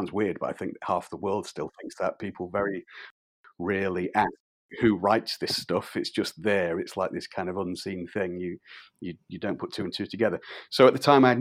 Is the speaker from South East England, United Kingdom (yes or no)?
no; Grimsby, Yorkshire and the Humber, United Kingdom; where I'm from Grimsby and Cleethorpes, which is on the east coast of England